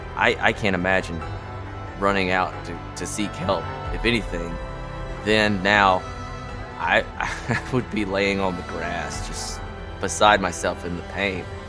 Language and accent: English; Atlanta, Georgia, United States; I grew up in Atlanta my whole life, but I spent practically every summer in western North Carolina with my grandparents up around Murphy